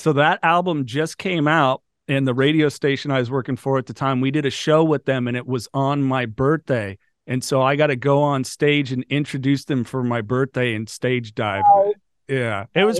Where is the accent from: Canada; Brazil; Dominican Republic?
Brazil; Growing up in Brazil, there was never the Formula One influence. I mean, you get the home of Ayrton Senna.